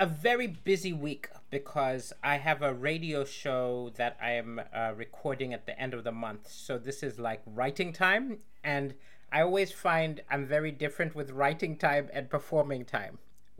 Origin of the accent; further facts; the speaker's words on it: Malawi; in Malawi, my home country.